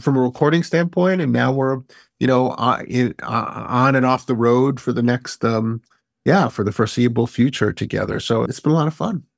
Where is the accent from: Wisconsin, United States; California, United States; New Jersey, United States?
California, United States; Berkeley; I grew up here.